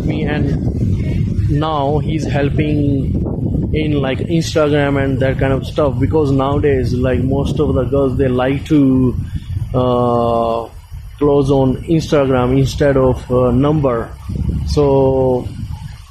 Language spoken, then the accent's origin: English; India; now in Australia; I am from India